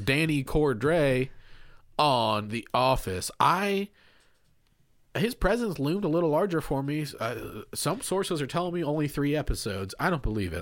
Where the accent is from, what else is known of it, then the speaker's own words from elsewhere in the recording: Kentucky, United States; it's set in my home state